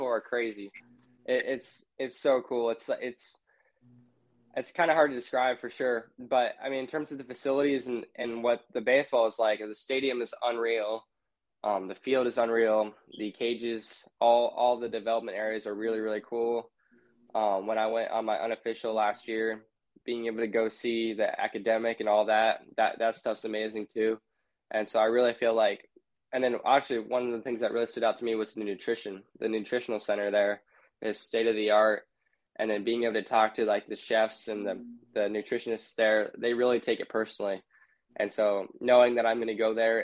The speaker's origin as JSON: {"language": "English", "town": "Overland Park", "region": "Kansas", "country": "United States", "tie": "born or raised there", "also_born_or_lived": "Lansing, Michigan", "said": "I'm from Overland Park"}